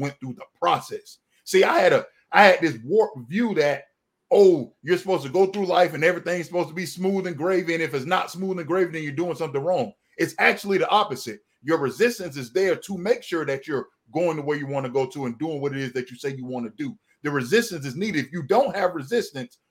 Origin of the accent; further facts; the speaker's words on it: Florida, United States; moved away as an adult; now in Georgia, United States; I relocated to Georgia. I'm from Florida